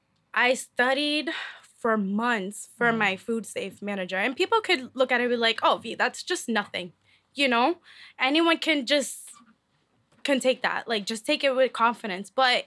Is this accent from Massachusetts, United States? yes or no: yes; Lowell, Massachusetts, United States; You love your city. I'm from Lowell, Mass.